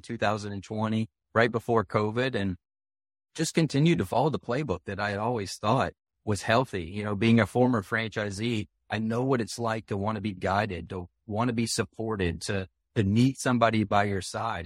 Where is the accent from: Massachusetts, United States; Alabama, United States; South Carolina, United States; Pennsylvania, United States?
South Carolina, United States; my home state of South Carolina